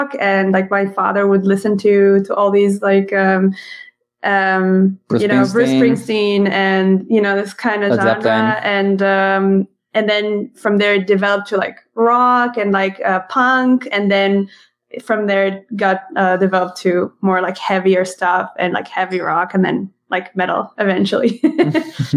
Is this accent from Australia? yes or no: no; Israel; first language Hebrew; English is a second language; moved away as an adult; now in Germany; we grew up speaking Hebrew. We come from Israel, mm-hmm. but then we moved to Germany 5 years ago.